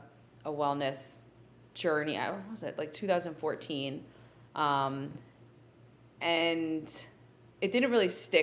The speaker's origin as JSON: {"language": "English", "region": "New Jersey", "country": "United States", "tie": "born or raised there", "said": "growing up in New Jersey and living, I would say, like a pretty sheltered life."}